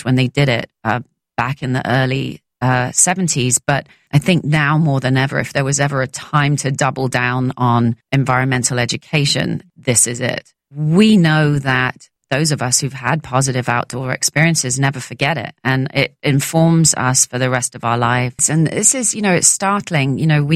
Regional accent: London, United Kingdom; growing up in London

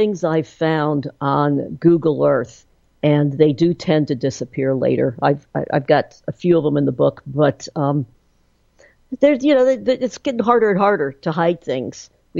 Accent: Safford, Arizona, United States; I grew up in Safford, Arizona, at the foot of Mount Graham.

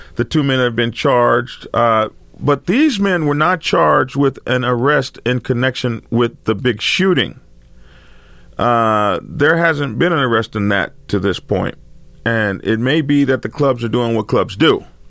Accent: Lawton, Oklahoma, United States; I grew up in Lawton during Vietnam crisis

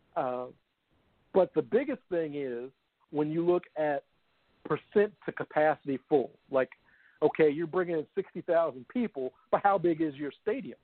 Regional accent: Louisville, Kentucky, United States; my hometown team here, Louisville

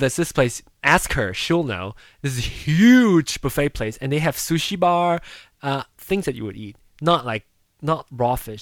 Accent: Malaysia; moved away; growing up in Malaysia

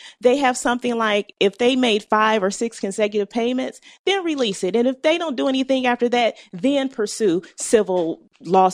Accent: Cleveland, Ohio, United States; I've been an Ohioan all my life. Went to Cleveland Public Schools

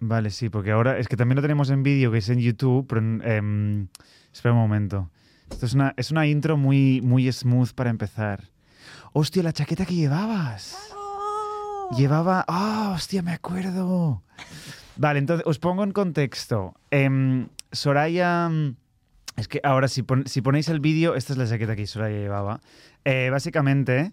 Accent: Barcelona, Catalonia, Spain; accent: Catalan; moved away as an adult; now in London, United Kingdom; nací en Barcelona eh, y hace seis años decidí mudarme a Londres

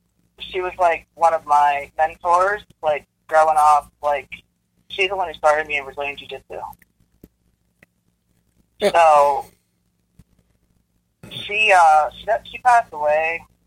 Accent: Pittsburgh, Pennsylvania, United States; accent: Pittsburgh; I am from Pittsburgh

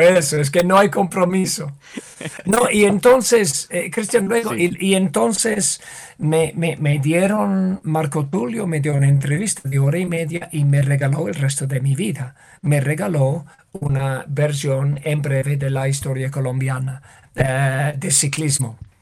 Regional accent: United Kingdom; Spanish is a second language; moved away; en mi país

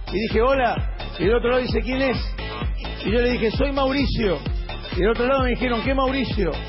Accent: Argentina; yo soy argentino

